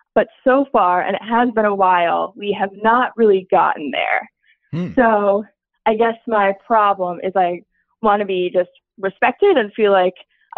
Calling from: Philadelphia, Pennsylvania, United States; I'm calling from Philly.

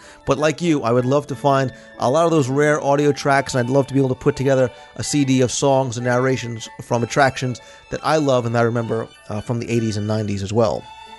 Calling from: Netherlands; I'm from the Netherlands, and we don't tip anybody. I know in the USA a 15% tip is considered normal, but how do you leave it behind for housekeeping?

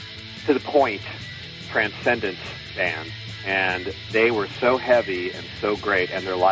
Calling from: Berkeley, California, United States; I'm calling from Berkeley, California

